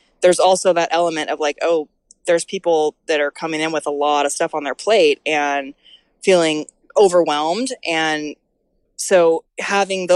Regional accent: Colfax, California, United States; I grew up in Colfax. I taught yoga in Auburn. I am from this area.

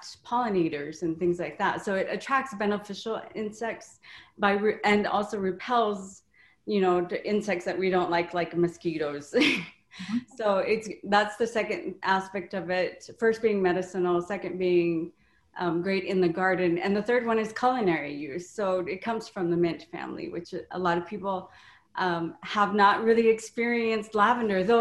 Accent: Hawaii, United States; also born or lived in St. Louis; now in Wisconsin, United States; I'm originally from Hawaii

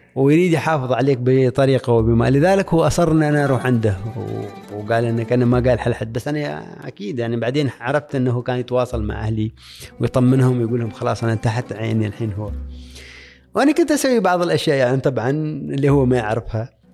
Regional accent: Oman; moved away as an adult

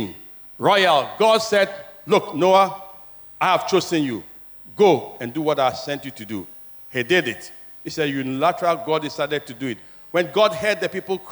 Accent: Keta, Volta, Ghana; My hometown, Keta, where I was born, many houses are gone.

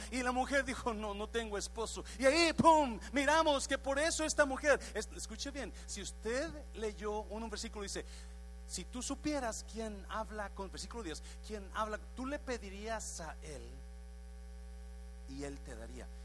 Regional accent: Guadalajara, Jalisco, Mexico; Y tu padre huyó, lo llevaron para Guadalajara, nosotros somos de Guadalajara

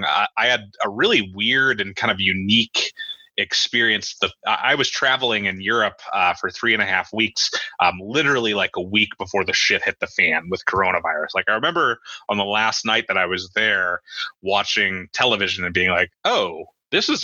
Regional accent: United States; I grew up in South City.

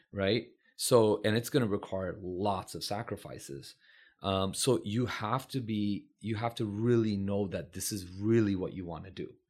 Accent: San Francisco, California, United States; did I get a good education growing up in San Francisco

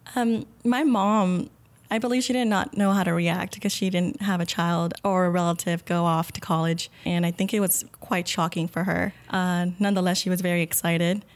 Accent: Pharr, Texas, United States; now in Austin, United States; I grew up in the Rio Grande Valley

